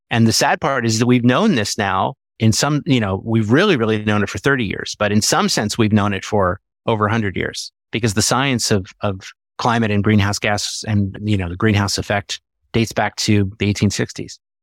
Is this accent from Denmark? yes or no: no; Philadelphia, Pennsylvania, United States; I grew up in Philadelphia